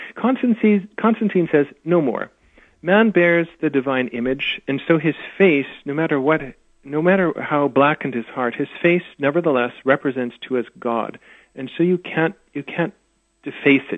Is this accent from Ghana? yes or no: no; Saskatoon, Saskatchewan, Canada; also born or lived in England / United States; now in Edmonton, Canada; I grew up in Saskatoon, which is Saskatchewan